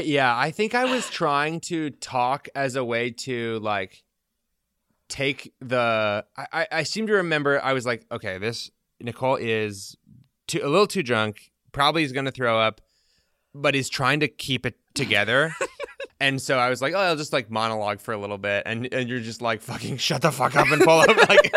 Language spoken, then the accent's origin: English; Illinois, United States; born there; I was born in Illinois.